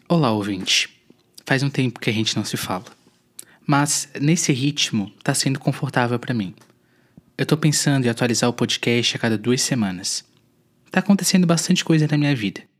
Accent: Tubarão, Santa Catarina, Brazil; also born or lived in Florianópolis / São José / Curitiba; Eu sou de Tubarão, cidade no sul de Santa Catarina, sou natural daqui.

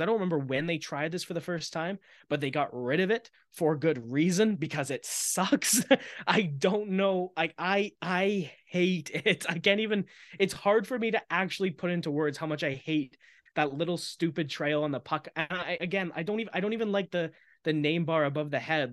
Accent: Maple Ridge, British Columbia, Canada; I'm from Maple Ridge.

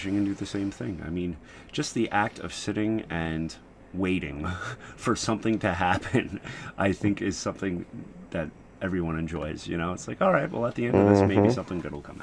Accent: United States; as an American

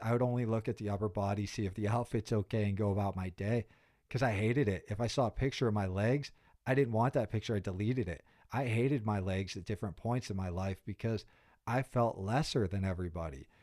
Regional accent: Pittsburgh, Pennsylvania, United States; moved away as an adult; I'm really proud about being from Pittsburgh. You know, I spent zero through twenty-two there

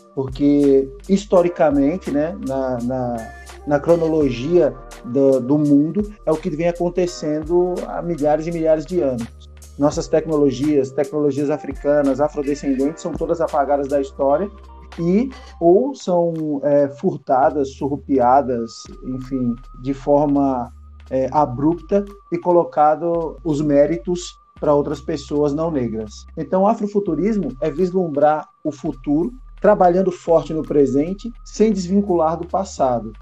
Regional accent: São Paulo, Brazil; also born or lived in Petrolina, Pernambuco; eu nasci em São Paulo, morei no Nordeste, em Petrolina, Pernambuco e voltei para São Paulo para dar sequência aos estudos e estou aqui até hoje

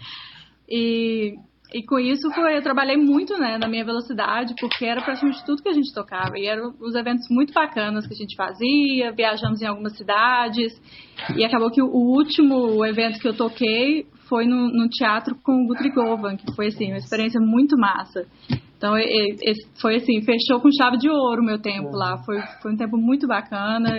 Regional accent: Belo Horizonte, Minas Gerais, Brazil; moved away as an adult; also born or lived in Los Angeles / Mexico; now in New York, United States; eu sou de BH, eu, eu vim para os Estados Unidos para estudar música.

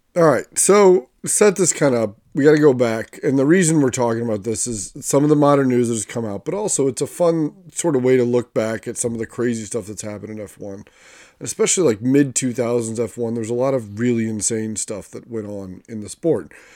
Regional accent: United States; an American fan

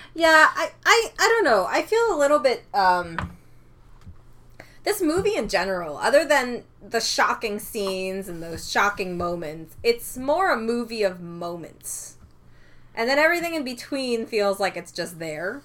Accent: Canada; I'm Canadian

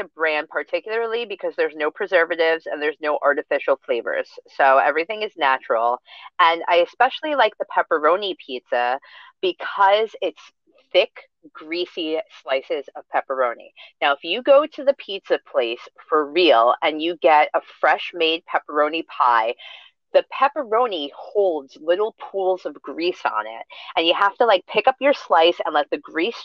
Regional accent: New York, United States; we're from New York

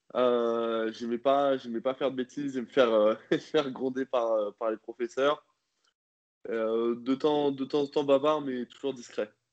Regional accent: Rouen, Normandy, France; now in Nantes, France; je suis né à Rouen le 14 décembre 1999

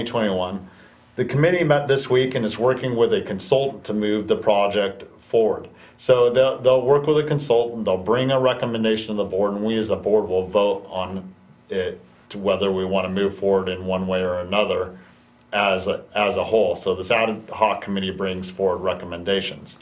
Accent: Calaveras County, California, United States; the country that I grew up in Calaveras County.

